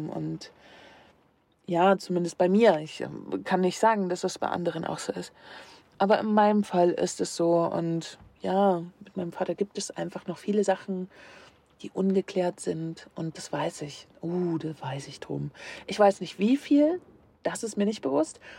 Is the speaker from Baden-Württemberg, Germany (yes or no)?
no; Leipzig, Saxony, Germany; Und meine Heimatstadt ist und bleibt für immer Leipzig